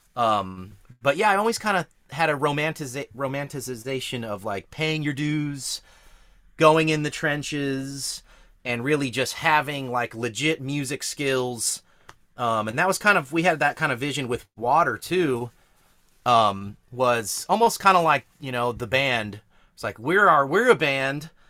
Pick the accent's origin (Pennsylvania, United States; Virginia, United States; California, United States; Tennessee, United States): California, United States; Hollister; I grew up out in Hollister